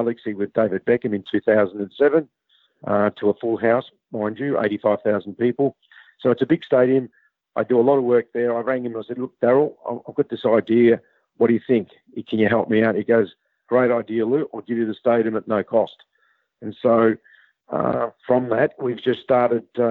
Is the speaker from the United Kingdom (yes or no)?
no; Australia; growing up in Australia